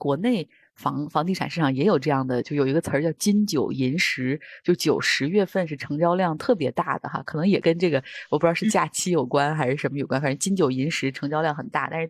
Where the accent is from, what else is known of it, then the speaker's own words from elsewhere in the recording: China; 我也有哎，然后但我们都是中国人的这种周期，最后会以春节为重新的一个开始，对吧？